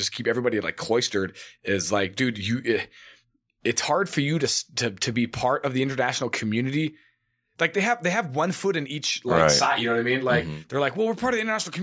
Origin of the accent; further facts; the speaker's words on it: United States; as an American